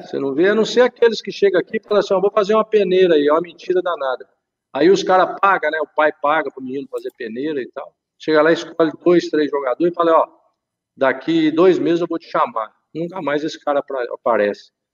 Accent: Minas Gerais, Brazil; also born or lived in interior of São Paulo / Lisbon, Portugal; apesar de ser mineiro

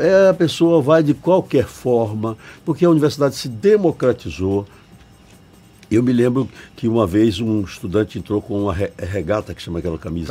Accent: Bahia, Brazil

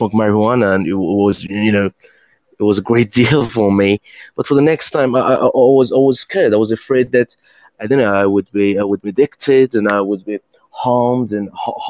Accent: Tehran, Tehran Province, Iran; English is a second language; I'm talking from Oriental country like Iran

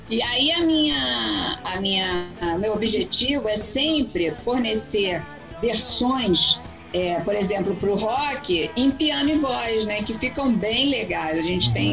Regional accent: Brazil; O cara ficou tão comovido com o fato que eu vim do Brasil, cara, que ele, né, ele só escuta falar de Brasil, samba, mulata, futebol

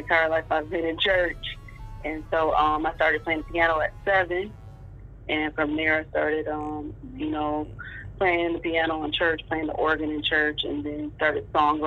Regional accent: Michigan, United States; I grew up in Michigan

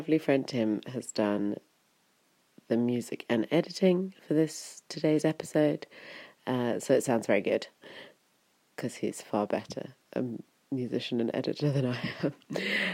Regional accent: Wiltshire, South West England, United Kingdom; moved away as an adult; also born or lived in London / Berlin; It's a very small town that I come from. Well, it's actually in town size, it's not that small. It's 10,000, I think. But it's very kind of rural and very English in Wiltshire.

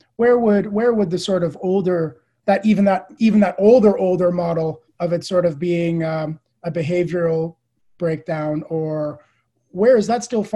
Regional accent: Canada; moved away as an adult; also born or lived in Edinburgh, Scotland / Sussex, South East England; now in United Kingdom; I'm Canadian. That's right. Yeah. Although I've been in the UK for, I've been in the UK for 10 years now, actually. Yep. I did my master's and my PhD at the University of Edinburgh.

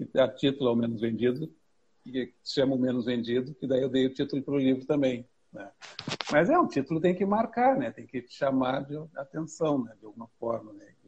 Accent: Porto Alegre, Rio Grande do Sul, Brazil; sou de Porto Alegre

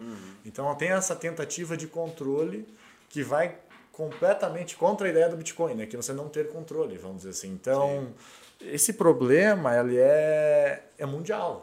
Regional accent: Brazil; also born or lived in Portugal; eu e mais um brasileiro

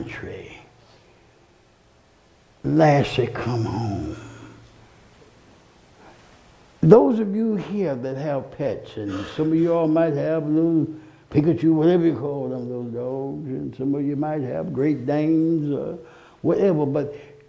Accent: Alabama, United States; When I was born in Alabama

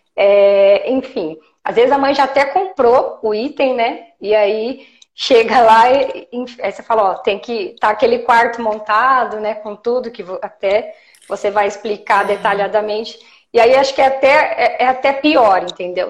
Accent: Jundiaí, São Paulo, Brazil; eu sou de Jundiaí, eu atendo Jundiaí, Campinas e região também

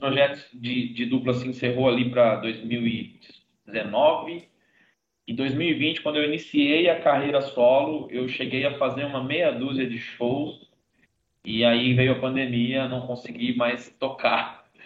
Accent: Brazil; eu sou brasileiro

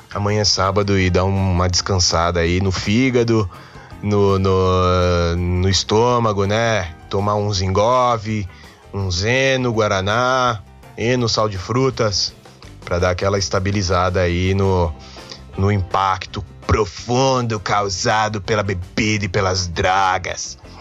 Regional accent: São Paulo, Brazil; sou um paulistano nato. Eu nasci em São Paulo

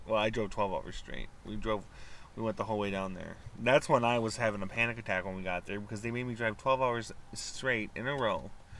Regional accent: East Coast, United States; now in Wisconsin, United States; I'm technically from the East Coast

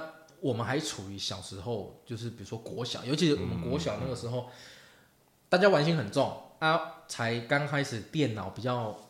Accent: Taiwan; 不可讳言的，当时身为台湾人，就算家里的 FC 上面都是四百合一那种盗版卡带

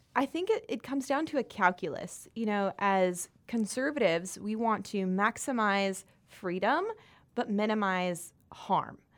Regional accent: South Carolina, United States

